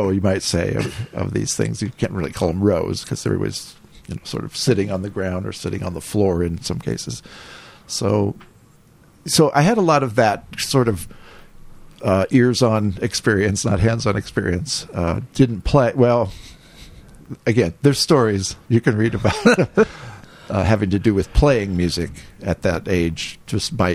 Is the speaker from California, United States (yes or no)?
yes; Bay Area, California, United States; I grew up. I grew up in the Bay Area in California